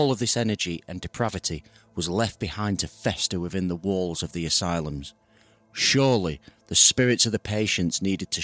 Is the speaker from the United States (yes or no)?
no; United Kingdom; I'm from the UK